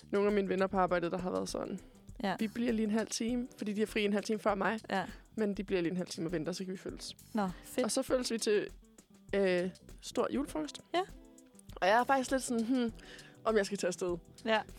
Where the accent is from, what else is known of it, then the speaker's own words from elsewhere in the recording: Korsør, Zealand, Denmark; og så skal jeg øhm, med hjem til Kursør, hvor jeg er fra